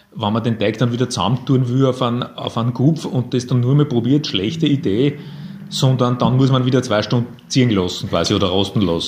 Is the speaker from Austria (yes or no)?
yes; Linz, Upper Austria, Austria; ich bin auch ein Linzer